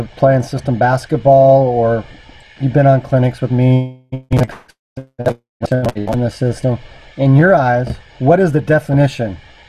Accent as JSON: {"language": "English", "region": "California", "country": "United States", "said": "I'm a California boy"}